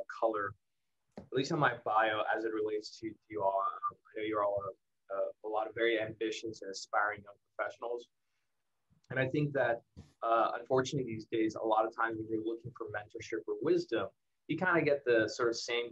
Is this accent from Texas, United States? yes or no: yes; El Paso, Texas, United States; I grew up in El Paso, Texas.